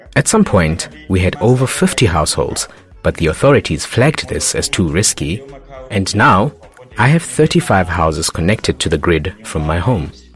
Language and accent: English; Mzimba, Northern Region, Malawi; I was born in Mzimba, in the north of Malawi